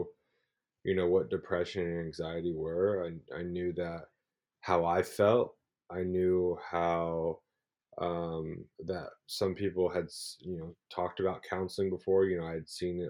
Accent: Louisville, Kentucky, United States; moved away as an adult; also born or lived in Muncie, Indiana / Australia; I'm from Louisville, Kentucky. I grew up in Louisville

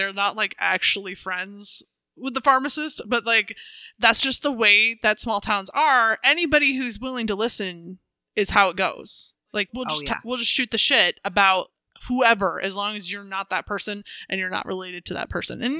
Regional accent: just over the border from Minnesota, South Dakota, United States; In Minnesota. And my hometown is just a hop, skip, and a jump over the border.

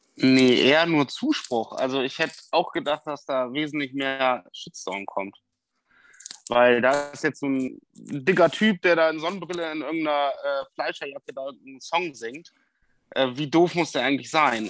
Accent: Bremen, Germany; also born or lived in Westoverledingen; Ich komme ja aus Bremen.

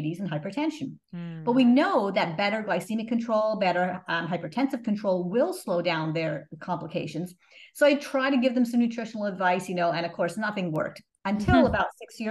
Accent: Montreal, Quebec, Canada; moved away as an adult; also born or lived in Toronto; I grew up in Canada, in Montreal.

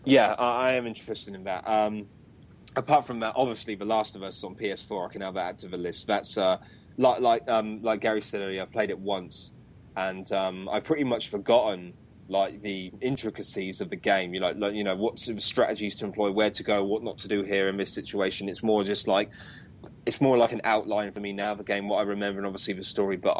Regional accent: United Kingdom; I'm a Brit

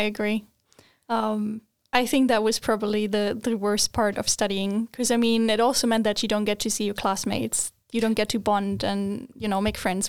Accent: Germany; moved away as an adult; now in Sweden; I am originally from Germany

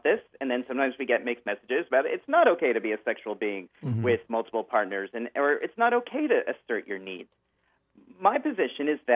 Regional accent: California, United States; I come from Northern California and Southern California where we had a lot of earthquakes.

